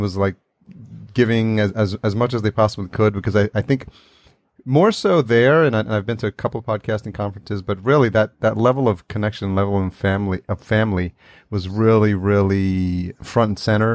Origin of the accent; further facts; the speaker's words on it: New York City, New York, United States; I grew up in New York City